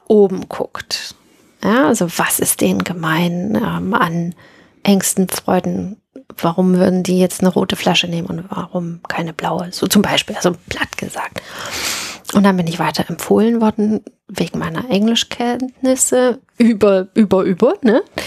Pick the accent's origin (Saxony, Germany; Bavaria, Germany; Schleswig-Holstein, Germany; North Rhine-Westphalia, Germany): Saxony, Germany; Dresden; In meinem Raum bin ich in Dresden aufgewachsen, in den 70ern, also 71